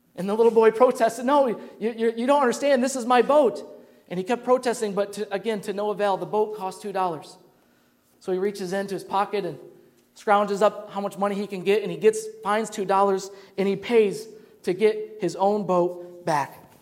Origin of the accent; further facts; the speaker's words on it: Grand Rapids, Michigan, United States; growing up in Grand Rapids, Michigan